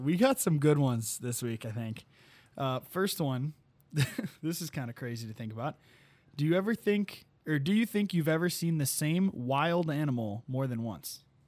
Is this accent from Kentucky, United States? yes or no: no; Sleepy Hollow, Illinois, United States; moved away; my hometown, Sleepy Hollow